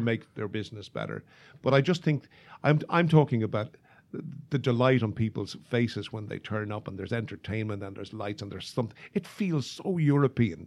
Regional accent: Ireland; moved away as an adult; now in Chicago, United States; when I was in the travel business back home

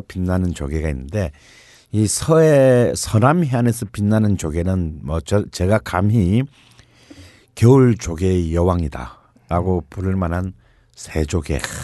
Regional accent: Gyeongsang, South Korea; 나처럼 경상도 출신들은 사실 멜생이라는 거는 네, 잘 몰랐죠. 우리는 알지도 네. 못하고 자랐어요

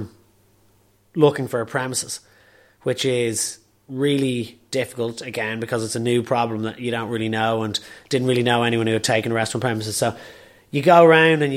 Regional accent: Dublin, Leinster, Ireland

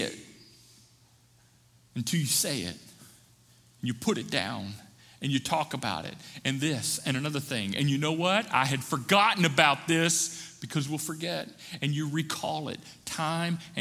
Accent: the South, Appalachia, United States; I grew up in churches in the South, in Appalachia.

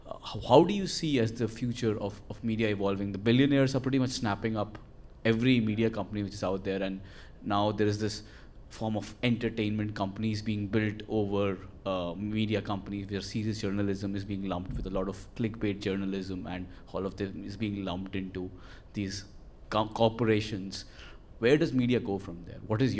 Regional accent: India; moved away; I come from India

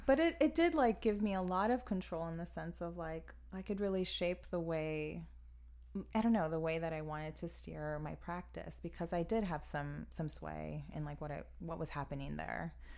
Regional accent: Miami, Florida, United States; moved away as an adult; now in Chicago, United States; I'm originally from Miami, Florida

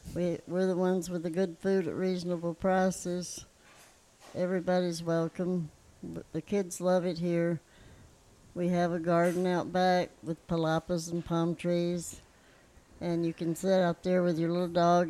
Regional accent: St. Louis, Missouri, United States; moved away as an adult; now in Surfside Beach, United States; I'm from St. Louis

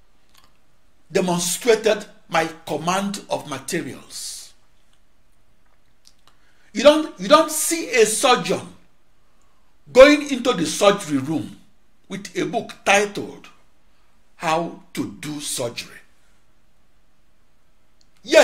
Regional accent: Onitsha, Anambra, Nigeria; moved away; my hometown of Onitsha, Nigeria

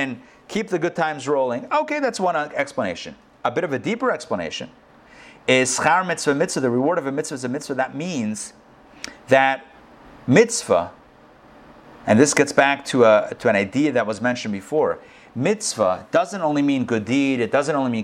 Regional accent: Pittsburgh, Pennsylvania, United States; now in Atlanta, United States; I grew up in Pittsburgh, and I remember when we were kids, it used to snow all the way up there

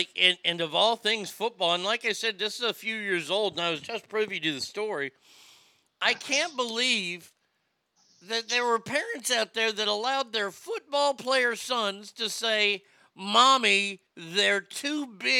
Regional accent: Texas, United States; I grew up in Texas, where high school football is king.

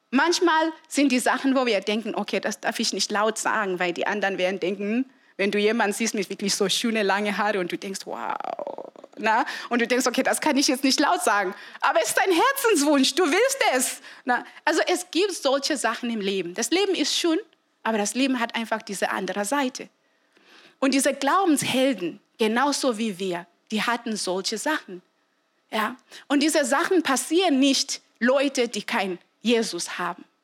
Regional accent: Zimbabwe; es war wirklich nicht üblich, dass man keine Mama hat. Und besonders bei uns in Simbabwe, es war immer so, dass vielleicht eine Frau stirbt, dann heiratest du sofort.

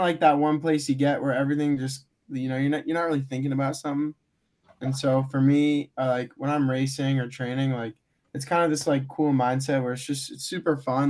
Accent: Charlotte, Vermont, United States; I'm from Charlotte, Vermont

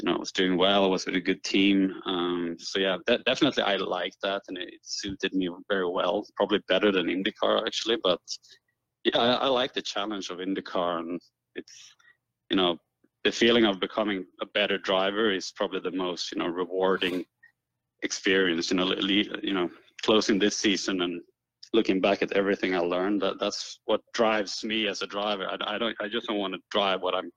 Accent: Sweden; I'm from Sweden

